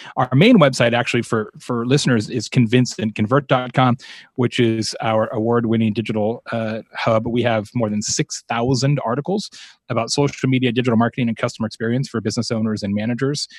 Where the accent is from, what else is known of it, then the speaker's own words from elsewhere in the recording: Arizona, United States; I'm from Arizona